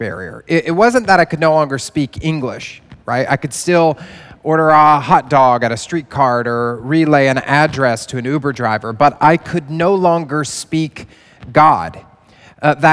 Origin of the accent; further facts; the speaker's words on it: the Bible Belt, United States; moved away as an adult; now in New York City, United States; I grew up in the Bible Belt